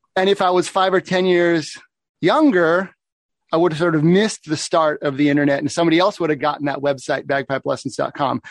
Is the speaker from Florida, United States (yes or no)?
no; Oregon, United States; moved away as an adult; also born or lived in Seattle area, Washington; I grew up in Oregon. When I moved up to the Seattle area for university